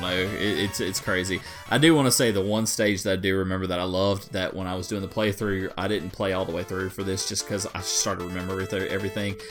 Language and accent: English; Deep South, United States; accent: deep Southern; I'm a deep Southerner guy, so you just have to forgive me on my accent.